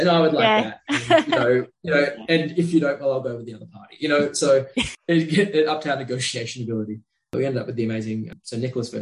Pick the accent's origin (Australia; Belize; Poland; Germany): Australia; born or raised there